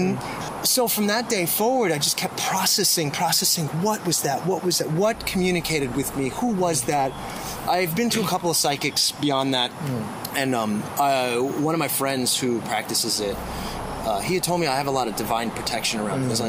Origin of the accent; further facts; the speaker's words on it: Long Island, New York, United States; moved away; I'm from New York, and I grew up on Long Island, which is about a 45-minute drive from New York City, but it's still part of New York.